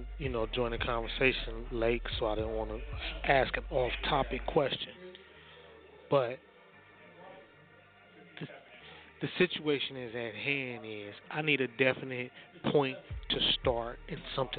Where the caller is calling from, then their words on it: northern Minnesota, United States; I'm calling from North Minnesota.